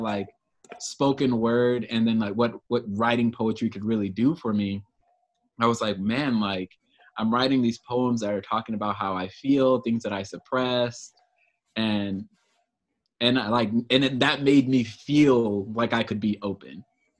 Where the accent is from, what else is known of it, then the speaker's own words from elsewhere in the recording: Oceanside, California, United States; Oceanside is my hometown.